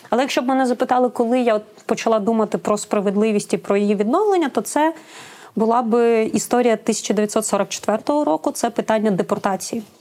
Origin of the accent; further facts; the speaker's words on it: Crimea, Ukraine; Я сама кримчанка